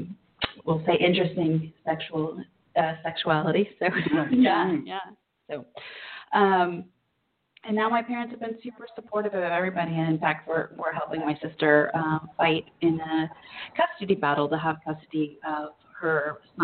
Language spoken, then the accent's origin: English; Orange County, California, United States; I grew up in Orange County, California.